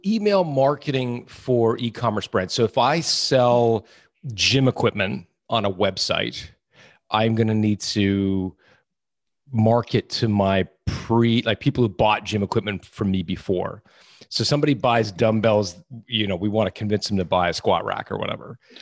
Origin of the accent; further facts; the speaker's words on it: Canada; I'm from Canada, not Ottawa